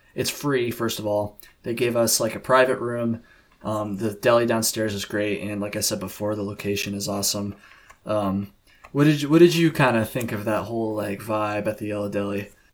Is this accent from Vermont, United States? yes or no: yes; Vermont, United States; I'm from Vermont